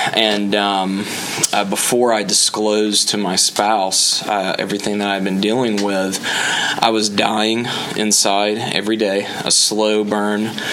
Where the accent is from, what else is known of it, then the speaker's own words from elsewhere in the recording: Alabama, United States; now in Orlando, United States; I am originally from Alabama, uh, but I am in Orlando now